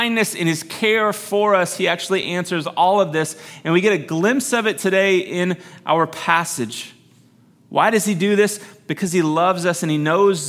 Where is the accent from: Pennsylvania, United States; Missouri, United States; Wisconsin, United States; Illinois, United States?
Missouri, United States; Growing up in Missouri